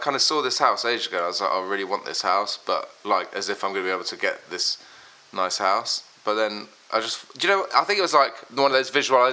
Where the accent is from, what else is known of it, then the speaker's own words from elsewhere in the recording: Brighton, South East England, United Kingdom; moved away as an adult; also born or lived in Worthing / Philadelphia; now in London, United Kingdom; I grew up in Brighton